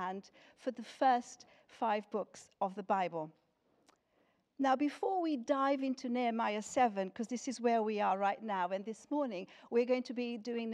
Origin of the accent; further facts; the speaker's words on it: Lisbon, Portugal; moved away as an adult; now in United Kingdom; I was born in Lisbon in Portugal, and that is where I grew up until I came to this country when I was 18.